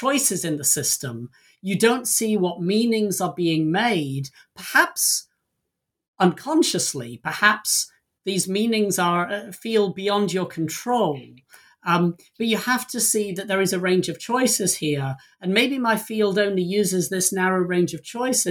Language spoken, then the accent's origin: English; England, United Kingdom; moved away as an adult; now in United States; I don't live in the country I was born in. I came to the US from England over 20 years ago.